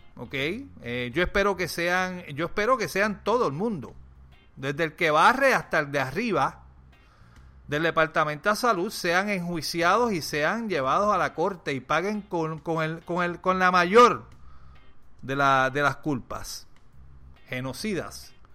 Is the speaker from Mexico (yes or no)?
no; Puerto Rico; soy puertorriqueño